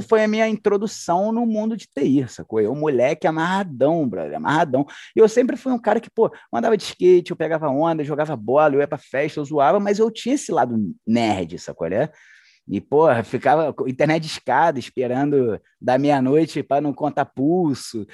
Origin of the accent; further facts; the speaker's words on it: Niterói, Rio de Janeiro, Brazil; accent: carioca; moved away as an adult; now in Belo Horizonte, Brazil; Universidade Federal Fluminense, lá da minha cidade, Niterói